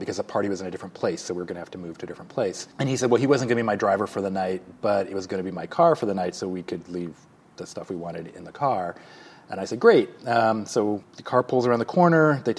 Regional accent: Alaska, United States; also born or lived in Illinois / Saudi Arabia; So I was born near Chicago, but we lived for 6 years in Saudi Arabia when I was a little kid, and then went to Alaska where I went to high school.

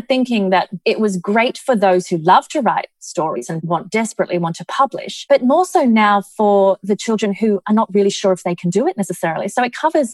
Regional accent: Australia; moved away as an adult; now in Dubai, United Arab Emirates; we come from Australia

